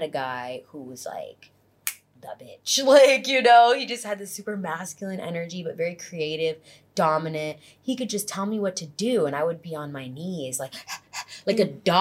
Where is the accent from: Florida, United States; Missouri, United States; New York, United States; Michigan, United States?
Florida, United States; Fort Lauderdale; now in Los Angeles, United States; Originally from Fort Lauderdale, Florida, but most recently, LA.